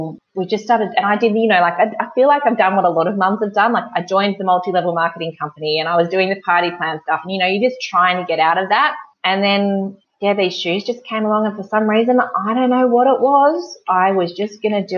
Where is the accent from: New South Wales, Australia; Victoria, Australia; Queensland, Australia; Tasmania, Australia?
New South Wales, Australia; Gunnedah; now in Wagga Wagga, Australia; I grew up in Gunnedah, sort of like in between both Sydney and Brisbane, but inland.